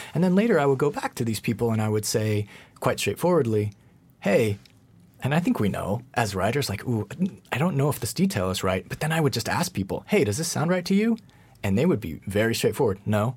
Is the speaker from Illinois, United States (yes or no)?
no; Colorado, United States; now in Los Angeles, United States; I'm from Colorado originally. I'm not from L A.